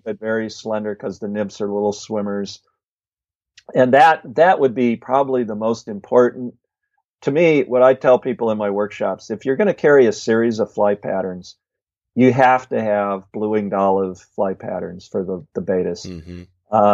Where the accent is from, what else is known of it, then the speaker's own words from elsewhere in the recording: Midwest, United States; I grew up in the Midwest, but you know, all my fishing has been primarily West.